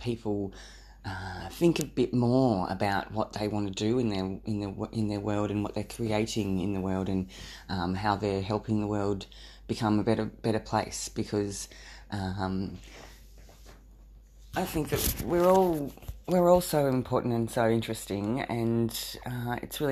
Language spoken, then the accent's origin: English; Australia; I'm an Australian. I live in a rural town.